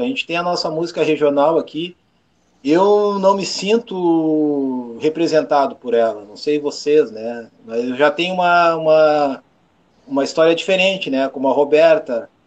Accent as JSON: {"language": "Portuguese", "region": "Rio Grande do Sul", "country": "Brazil", "said": "eu sou gaúcho"}